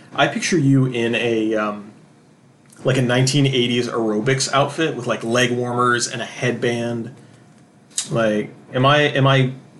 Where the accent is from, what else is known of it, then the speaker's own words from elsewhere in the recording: Canton, Ohio, United States; now in Columbus, United States; Being not from Columbus, being from Canton, all of these places are somewhat new to me.